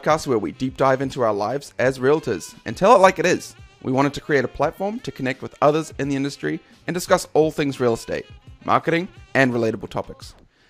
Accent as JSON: {"language": "English", "country": "New Zealand", "moved": "yes", "lives_now": "Simcoe County, Canada", "said": "I'm also a Kiwi dad"}